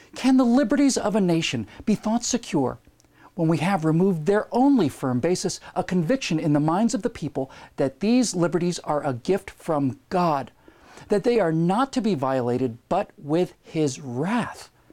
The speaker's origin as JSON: {"language": "English", "country": "Bermuda", "tie": "born or raised there", "said": "I lived within easy walking distance of the beach where I grew up in Bermuda"}